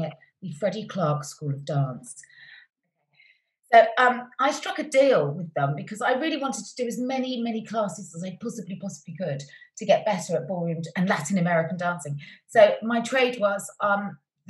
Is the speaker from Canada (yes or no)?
no; Cheltenham, South West England, United Kingdom; I was born and raised in Cheltenham